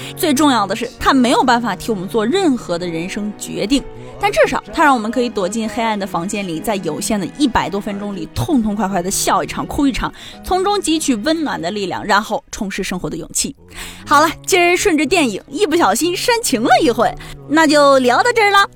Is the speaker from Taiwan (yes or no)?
no; China; 要让我一个中国人突然看到字母全部大写，我都得一愣